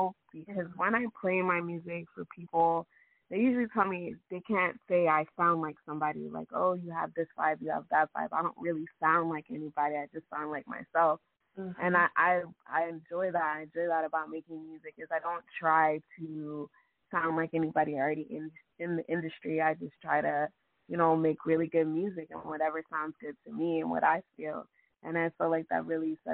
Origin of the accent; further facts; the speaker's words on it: D.C. / Maryland, United States; also born or lived in Washington, D.C. / Virginia; I was born in D.C. I moved to Maryland when I was younger, and I've just been bouncing in between there and Maryland ever since